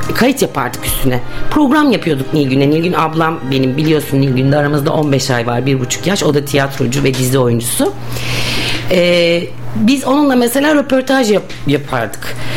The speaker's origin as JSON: {"language": "Turkish", "region": "Bursa", "country": "Turkey", "tie": "born or raised there", "said": "Ben e, Bursalıyım. Bursa doğumluyum."}